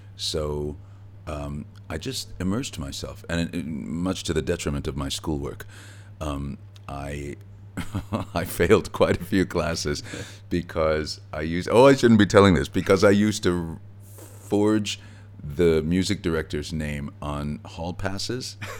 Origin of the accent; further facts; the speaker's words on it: Gary, Indiana, United States; also born or lived in Merrillville, Indiana; when I was growing up in Gary. It wasn't until I was 14 years old we moved to a new town adjacent to Gary called Merrillville